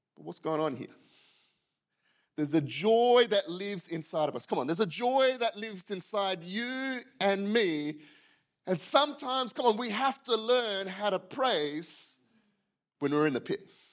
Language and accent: English; Western Australia, Australia; moved away as an adult; also born or lived in Yokohama, Japan; I'm from Western Australia